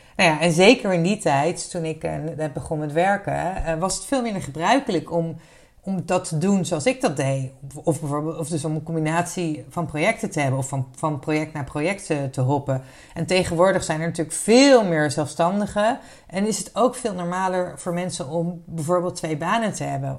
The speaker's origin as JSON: {"language": "Dutch", "town": "Wassenaar", "region": "South Holland", "country": "Netherlands", "tie": "born or raised there", "said": "opgegroeid in Wassenaar"}